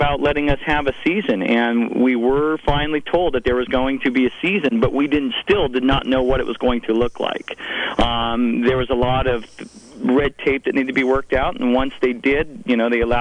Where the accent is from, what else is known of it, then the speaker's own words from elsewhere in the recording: Fort Bragg, California, United States; moved away as an adult; also born or lived in Sacramento; I was born and raised here in Fort Bragg.